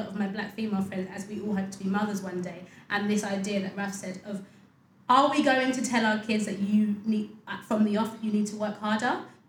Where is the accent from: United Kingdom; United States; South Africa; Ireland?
United Kingdom; I am just as British as my white colleagues. I was born here just like you.